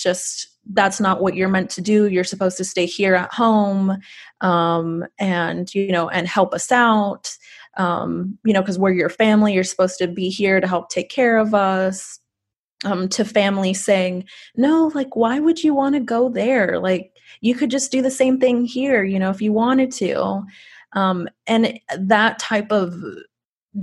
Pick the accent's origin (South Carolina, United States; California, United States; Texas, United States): Texas, United States; Rio Grande Valley; growing up in the Rio Grande Valley